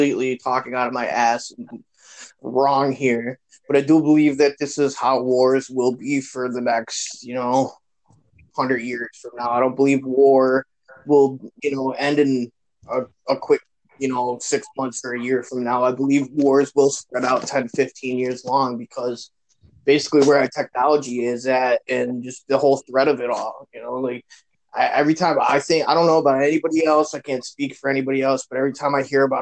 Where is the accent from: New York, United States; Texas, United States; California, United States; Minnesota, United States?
New York, United States; Buffalo; I'm from Buffalo